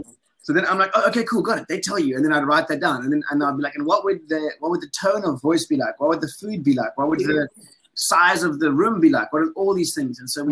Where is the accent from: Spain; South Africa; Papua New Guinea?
South Africa; I'm African as a South African dude, but flip, my Western upbringing is totally different